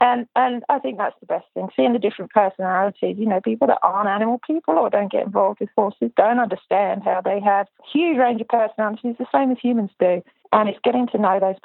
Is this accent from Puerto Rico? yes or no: no; United Kingdom; I'm British